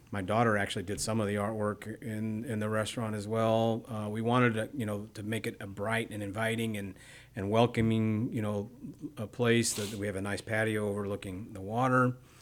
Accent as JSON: {"language": "English", "town": "Bryan", "region": "Texas", "country": "United States", "tie": "born or raised there", "also_born_or_lived": "Midwest / Katy, Texas", "said": "I moved to Texas when I was young. I was seven. We, uh, we moved to Bryan"}